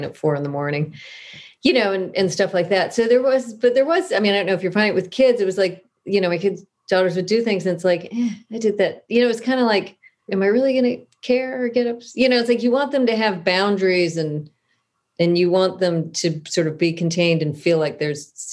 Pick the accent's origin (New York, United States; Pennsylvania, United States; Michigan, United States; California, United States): California, United States; Southern; I grew up in Southern California